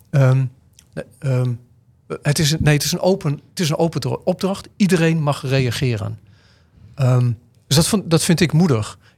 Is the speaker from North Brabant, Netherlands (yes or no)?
no; Deventer, Overijssel, Netherlands; Wij komen uit Deventer, daar, daar, zijn niet heel veel gekleurde mensen. We hebben een grote Turks en Koerdisch gemeenschap, waar we veel meer mee hebben.